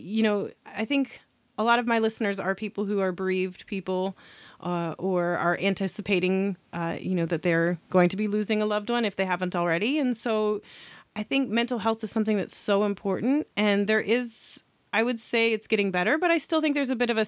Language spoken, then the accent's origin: English; United States; now in Canada; I live in Canada now. I am American, but I do live in Canada